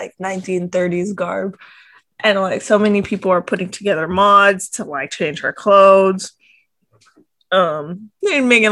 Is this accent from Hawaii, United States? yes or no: yes; Hawaii, United States; moved away; I grew up in Hawaii